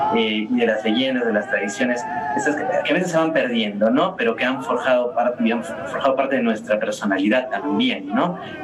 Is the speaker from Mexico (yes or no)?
no; Arequipa, Peru; nuestro carácter como arequipeños